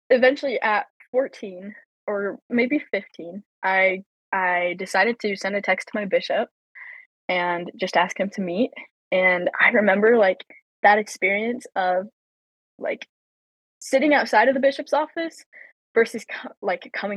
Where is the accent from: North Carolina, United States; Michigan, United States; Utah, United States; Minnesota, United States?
Utah, United States; Logan; also born or lived in Riverton, Utah / Provo, Utah; I grew up in Logan, Utah, moved to Riverton, Utah at 14.